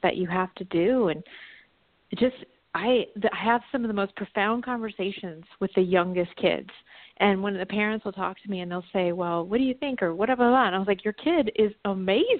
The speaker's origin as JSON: {"language": "English", "region": "Virginia", "country": "United States", "tie": "born or raised there", "moved": "yes", "said": "my hometown in Virginia"}